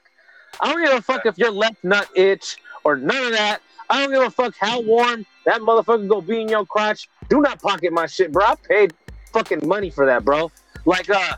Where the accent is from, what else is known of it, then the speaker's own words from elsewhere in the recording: Pittsburg, California, United States; I'm from Pittsburgh